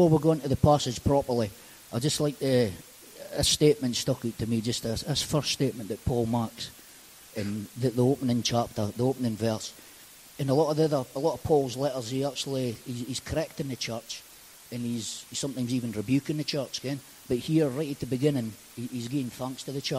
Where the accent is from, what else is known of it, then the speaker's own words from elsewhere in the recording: Aberdeen, Scotland, United Kingdom; So I grew up just over in Powys, which is just over the back, and I moved to Powys. I moved to Powys when I was about 13